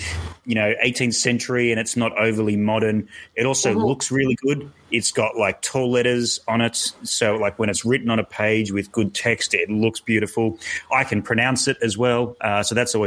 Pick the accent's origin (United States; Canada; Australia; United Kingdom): Australia; I'm Australian